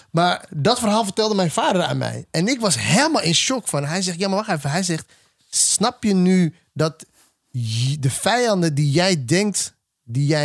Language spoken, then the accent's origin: Dutch; Ethiopia; now in Netherlands; En ik ben een Ethiopische man die hier in Nederland woont.